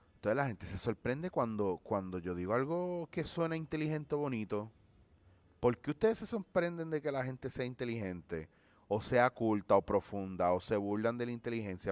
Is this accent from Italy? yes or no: no; Puerto Rico; como somos los puertorriqueños